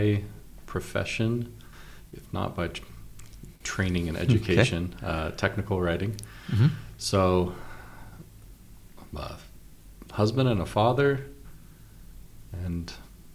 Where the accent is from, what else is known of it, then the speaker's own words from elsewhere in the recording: Washington, United States; now in Utah, United States; I grew up in Washington where they lived.